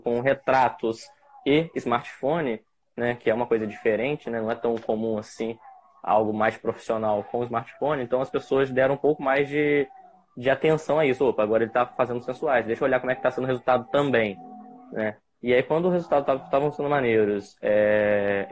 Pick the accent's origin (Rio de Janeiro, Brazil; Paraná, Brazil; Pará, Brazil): Rio de Janeiro, Brazil; Campos dos Goytacazes; sou de Campos dos Goitacazes, interior do estado do Rio de Janeiro